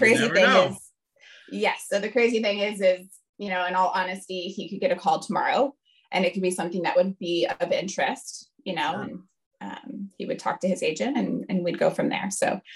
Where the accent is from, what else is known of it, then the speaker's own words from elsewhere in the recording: Fort Wayne, Indiana, United States; moved away as an adult; a small NAIA school in my hometown in Fort Wayne, Indiana